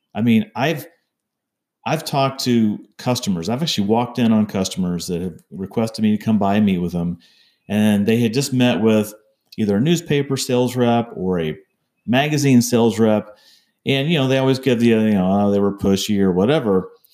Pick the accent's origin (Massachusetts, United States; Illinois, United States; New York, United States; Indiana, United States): Indiana, United States; Fishers; my hometown of Geist Reservoir and Fishers, Indiana